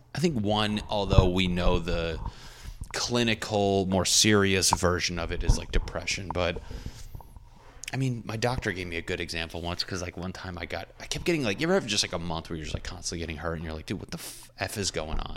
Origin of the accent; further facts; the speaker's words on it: New England, United States; I'm from New England.